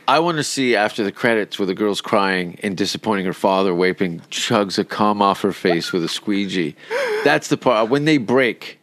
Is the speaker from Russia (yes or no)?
no; Canada; now in Sweden; I'm from Canada.